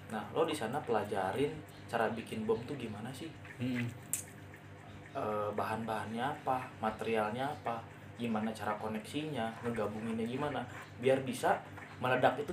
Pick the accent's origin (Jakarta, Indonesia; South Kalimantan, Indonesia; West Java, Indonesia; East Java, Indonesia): West Java, Indonesia; Ciamis; jangan sampai gue gak mau gitu orang-orang di kampung gue di Ciamis nanti terantau jauh sama keluarga